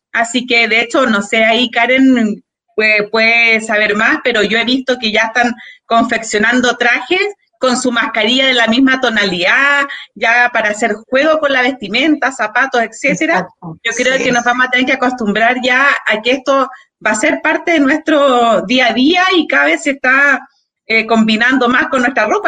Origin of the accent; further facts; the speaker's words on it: Santiago, Santiago Metropolitan Region, Chile; yo también soy de acá de Peñalolén